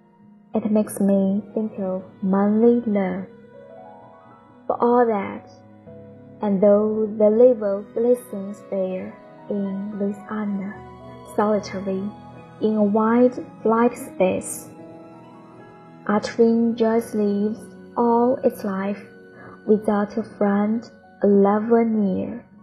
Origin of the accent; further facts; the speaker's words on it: Changchun, Jilin, China; 我是来自长春的一名乡村英语教师，